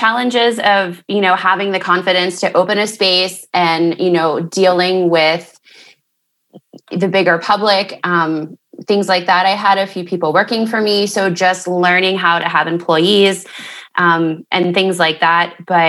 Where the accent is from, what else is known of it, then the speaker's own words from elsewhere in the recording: Mount Pleasant, Pennsylvania, United States; Yes, I was born in Mount Pleasant. I thought I would be living in Miami by now, but I'm still in Mount Pleasant.